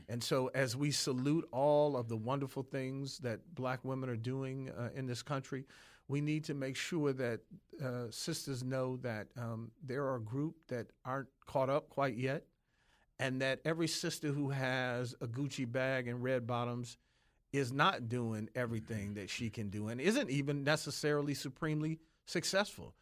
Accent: Detroit, Michigan, United States; I grew up in Detroit.

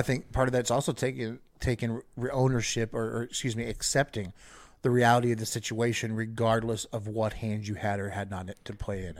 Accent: United States; I'm an American

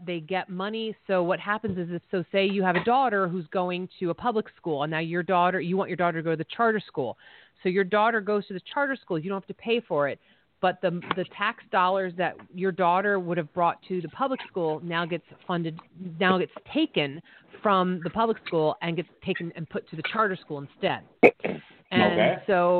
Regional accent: Pennsylvania, United States; moved away as an adult; now in New York City, United States; I'm a Pennsylvania born and bred

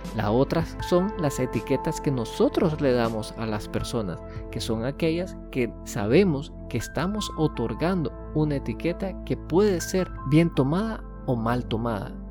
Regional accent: Nicaragua; yo soy de Nicaragua, por ende me considero nicaragüense

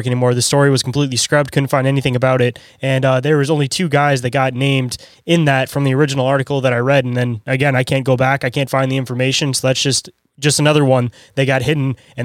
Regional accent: Detroit, Michigan, United States; I come from Detroit area

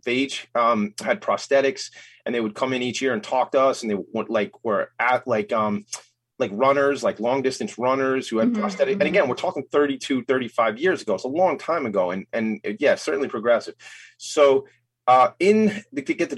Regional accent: Franklin Square, New York, United States; I grew up in Franklin Square here on Long Island

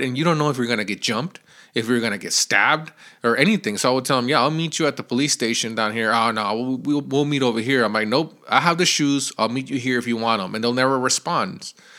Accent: Mexico; moved away; we lived in Mexico.

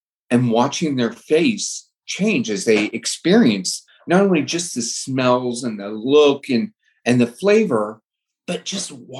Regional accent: San Diego, California, United States; I was born and raised in San Diego

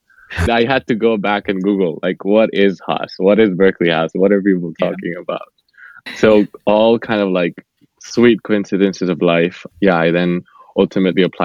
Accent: Bogotá, Colombia; moved away; I was born and raised in Bogota, Colombia.

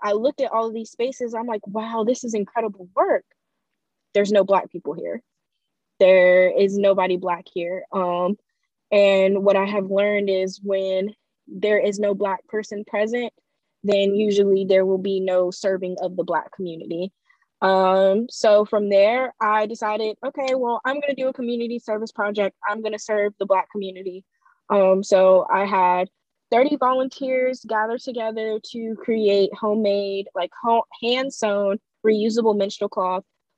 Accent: Fayetteville, North Carolina, United States; also born or lived in Greensboro, North Carolina; I'm originally from Fayetteville, North Carolina, and I've gone to Title I schools my entire life

